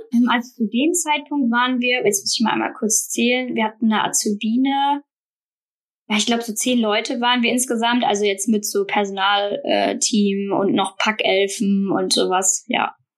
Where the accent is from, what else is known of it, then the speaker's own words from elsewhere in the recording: Bornheim, North Rhine-Westphalia, Germany; now in Münster, Germany; Bin aber gebürtige Rheinländerin, also ähm, bin hier aufgewachsen in schönen Bornheim, in der Nähe von Bonn